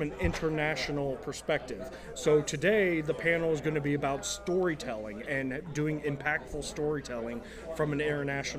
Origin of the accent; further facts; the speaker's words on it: Springfield, United States; moved away as an adult; now in Cincinnati, United States; I did that for about 3 years up in my hometown in Springfield